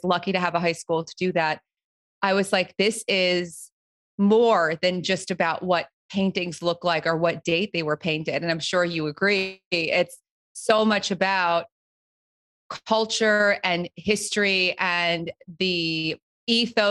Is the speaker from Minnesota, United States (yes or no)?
no; New Jersey, United States; I grew up right outside of New York City, but in New Jersey.